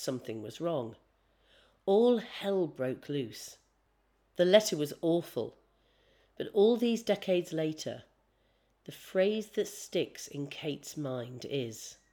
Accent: North East England, United Kingdom; now in London, United Kingdom; I was raised in the Northeast

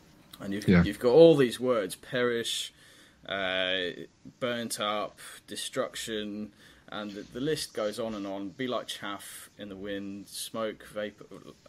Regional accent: Papua New Guinea; I used to be your side of the world growing up. I grew up in Papua New Guinea. And so being a missionary kid, I had all sorts of different church experience.

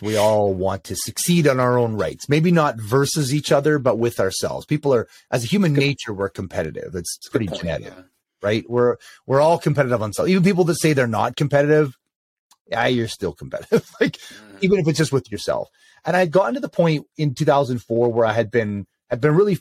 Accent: Canada; I am Canadian

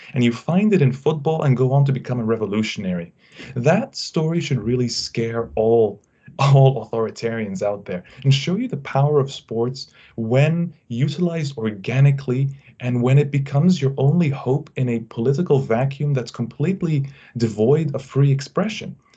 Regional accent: Egypt; Egypt, my country

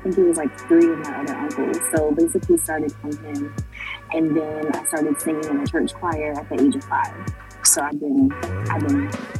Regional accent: Atlanta, Georgia, United States; also born or lived in Boston, Massachusetts; So I was born in Boston, Massachusetts, but I've been here in Atlanta since I was 5.

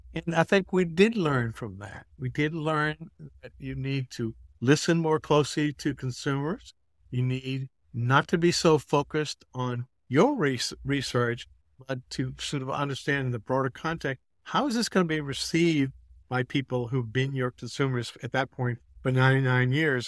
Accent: Massachusetts, United States; moved away as an adult; now in Atlanta, United States; I'm from the Northeast. I grew up in Massachusetts.

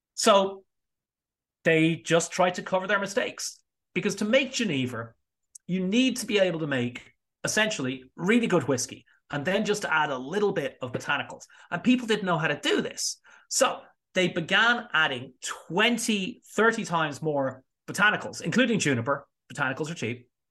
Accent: Ireland; I say this as an Irishman

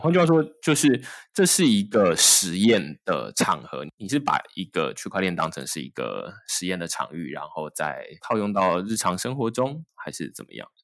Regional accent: Taiwan; 我出生在台湾

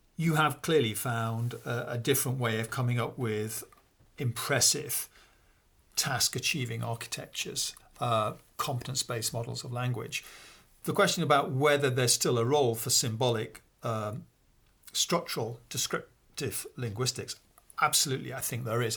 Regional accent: Peak District, East Midlands, United Kingdom; now in Oxford, United Kingdom; I grew up in a, uh, small village, actually, in the north of England. Um, it's the place called the Pink District, uh, which is the beginning of the Pennines

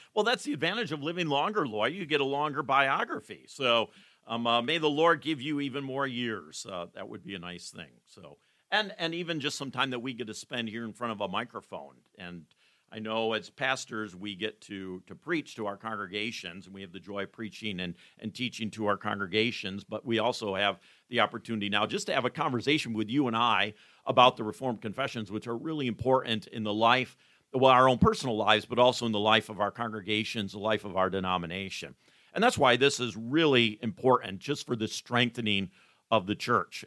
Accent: Coopersville, Michigan, United States; But I did grow up in West Michigan. I grew up here in Ottawa County, which is actually where we're sitting right now, in Ottawa County

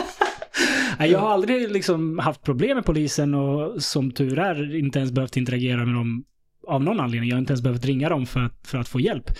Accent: Stockholm, Stockholm County, Sweden; jag växte upp i Vällingby

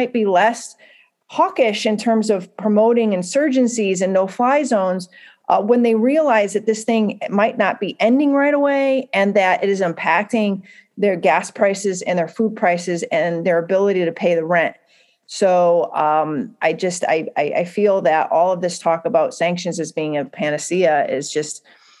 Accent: United States; I'm an American

